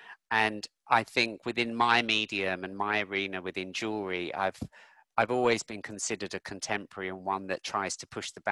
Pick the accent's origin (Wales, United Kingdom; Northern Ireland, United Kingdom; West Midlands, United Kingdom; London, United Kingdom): London, United Kingdom; I grew up in North London and I remember the Brixton riots. I remember the Finsbury Park riots, where I grew up